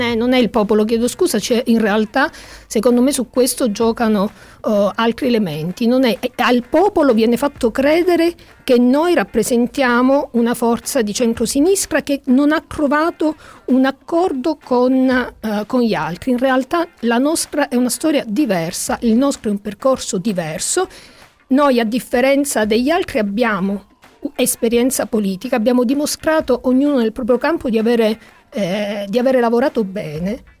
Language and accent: Italian; Calabria, Italy; Io da calabrese